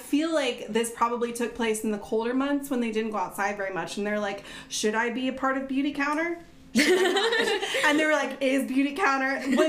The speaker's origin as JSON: {"language": "English", "region": "North Carolina", "country": "United States", "tie": "born or raised there", "said": "Oh, my home state."}